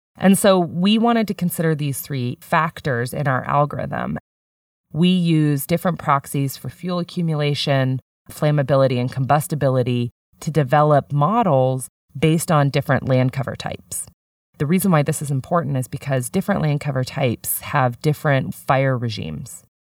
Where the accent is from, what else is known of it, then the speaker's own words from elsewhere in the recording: San Diego, California, United States; moved away as an adult; I grew up in San Diego